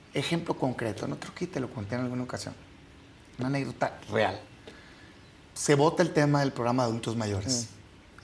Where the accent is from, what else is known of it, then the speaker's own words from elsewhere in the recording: Mexico; todos somos mexicanos